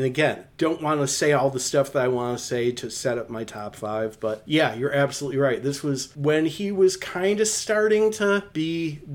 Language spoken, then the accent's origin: English; Detroit, Michigan, United States; I grew up in Detroit